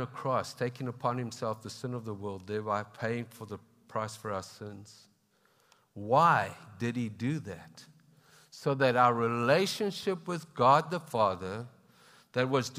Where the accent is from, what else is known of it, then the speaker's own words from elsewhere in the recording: South Africa; also born or lived in Zimbabwe; now in Canada; I was born in Zimbabwe and that's been through trials and tribulations, and we have brothers in Christ there that struggle. And then grew up in South Africa too